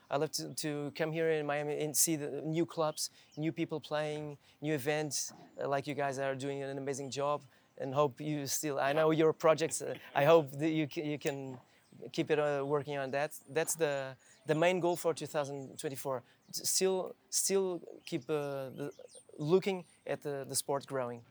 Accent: Lisbon, Portugal; English is a second language; also born or lived in Viseu, Portugal; I was born in the north of Portugal, in Viseu, in, in the north, in the center. And with four years old, I came. I came to Lisbon

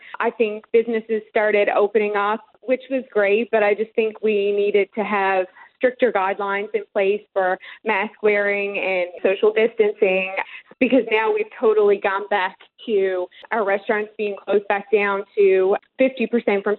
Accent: Colliers, Newfoundland and Labrador, Canada; moved away as an adult; now in Houston, United States; I am. Born and raised in Colliers, Newfoundland

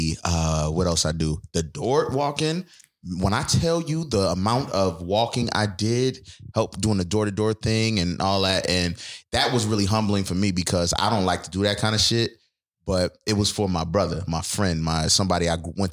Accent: Buffalo, New York, United States; I'm a Buffalo bred person. Like I love Buffalo. Everybody know I'm from Buffalo.

